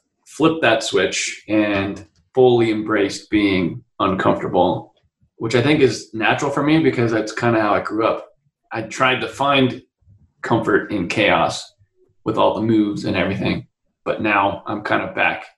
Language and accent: English; Utah, United States; also born or lived in Colorado / San Francisco; now in San Diego, United States; We moved a lot. I was originally from Utah, and then we lived in Colorado, then up to San Francisco, and then I'm in San Diego, where I've been the past 15 years or so.